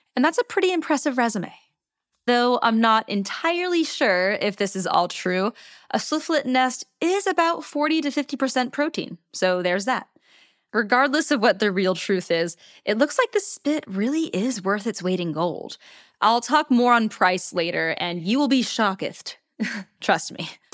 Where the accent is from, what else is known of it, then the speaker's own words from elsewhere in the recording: United States; my home country, the United States of America